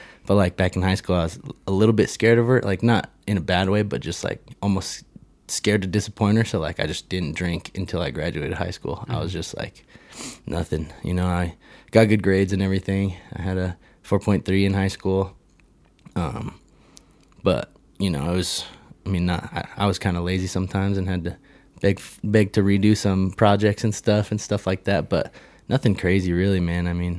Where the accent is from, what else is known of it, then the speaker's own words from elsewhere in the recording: Colorado Springs, Colorado, United States; I mean, we grew up in Northgate, Colorado Springs.